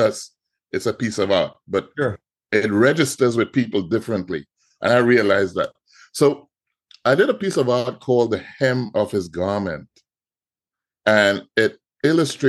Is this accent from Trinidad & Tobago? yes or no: yes; Trinidad & Tobago; moved away as an adult; now in United States; I'm from Trinidad and Tobago